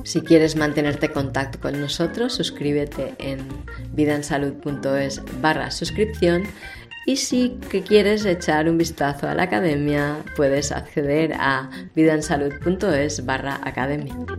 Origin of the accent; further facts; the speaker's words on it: Barcelona, Catalonia, Spain; soy de Barcelona